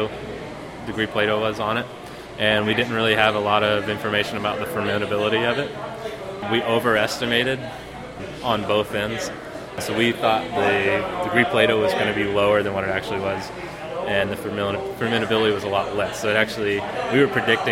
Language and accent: English; Western Kentucky, United States; moved away; I am originally from Western Kentucky